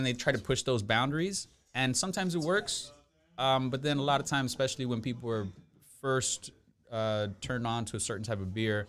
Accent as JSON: {"language": "English", "town": "Kendall", "region": "Florida", "country": "United States", "tie": "born or raised there", "said": "I grew up in Kendall, well, high school years, like 17 and around that age, grew up in Kendall."}